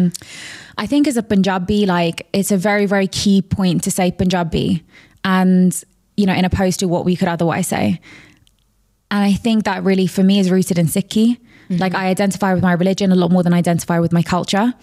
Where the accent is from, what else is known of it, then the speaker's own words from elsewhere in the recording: London, United Kingdom; So I grew up in a very, very, very diverse area of London